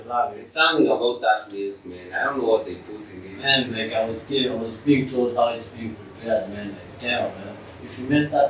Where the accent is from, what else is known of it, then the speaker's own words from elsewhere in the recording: Eldoret, Uasin Gishu County, Kenya; born there; So I was born apparently like um, in Eldoret.